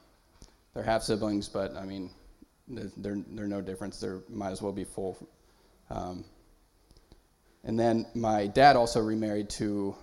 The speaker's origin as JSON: {"language": "English", "town": "Raymond", "region": "California", "country": "United States", "tie": "born or raised there", "also_born_or_lived": "Apple Valley, California", "said": "I was born in Apple Valley, California, which is in the high desert. My mom and dad and my older brother moved from the high desert and away from almost all of our family when I was really young. I don't even remember it. We moved to Raymond, California"}